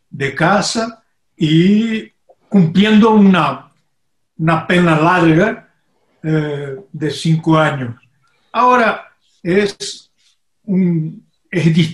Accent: Brazil; also born or lived in Brasília

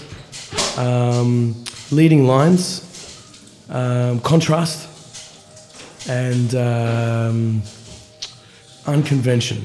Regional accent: Cranbourne, Victoria, Australia; I grew up on border of country and city in a place called Cranbourne

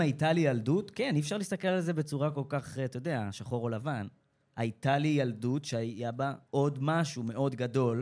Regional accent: Rosh HaAyin, Central District, Israel; למדתי במרכז אה, אה, אומנויות, איפה שגדלתי, שזה ראש העין

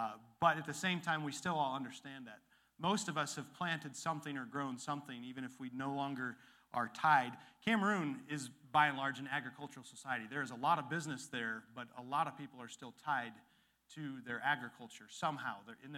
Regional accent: Illinois, United States; And where I grew up after Dad got out of the military, there was where the Rock River dumps into the Mississippi, one of the most fertile valleys in the world

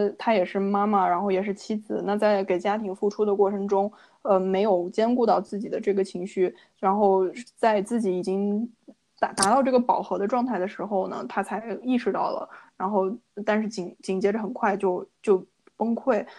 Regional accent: China; now in Canada; 然后像我们中国人就说礼多人不怪

